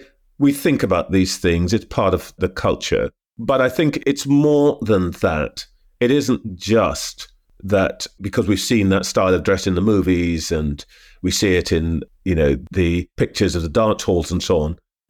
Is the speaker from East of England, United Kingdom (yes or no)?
no; London, United Kingdom; born there; also born or lived in British Guiana; I was born in London, but as a child, shuttled a bit back and forth.